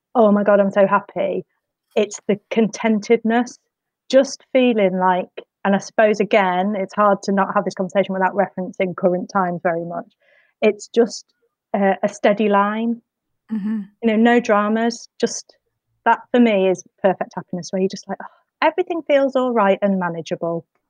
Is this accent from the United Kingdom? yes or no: yes; Midlands, United Kingdom; now in Whitley Bay, United Kingdom; I grew up in the Midlands